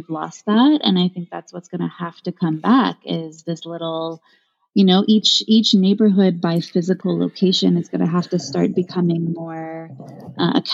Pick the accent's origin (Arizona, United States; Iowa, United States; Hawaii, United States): Hawaii, United States; Haiku; moved away; I'm from Haiku